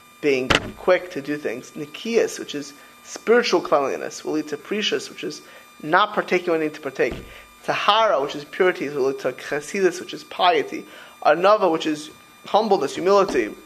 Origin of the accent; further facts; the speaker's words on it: Miami Beach, Florida, United States; also born or lived in New York; I grew up in Miami Beach